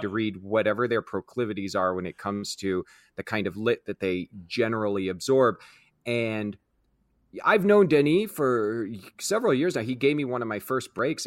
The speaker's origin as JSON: {"language": "English", "town": "Kansas City", "country": "United States", "tie": "born or raised there", "said": "I grew up in Kansas City"}